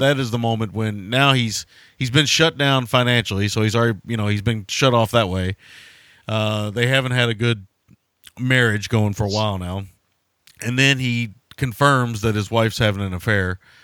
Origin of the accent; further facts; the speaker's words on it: rural Kentucky, United States; in rural Kentucky, they don't exist anymore, but they did exist when I was a kid